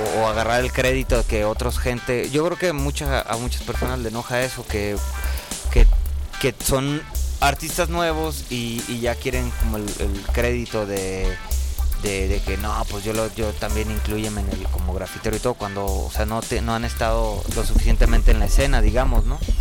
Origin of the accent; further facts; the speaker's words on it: Tijuana, Baja California, Mexico; moved away as an adult; now in Mexico City, Mexico; yo soy de Tijuana eh, y, orgullosamente de allá tengo cuatro años y medio aquí, casi cinco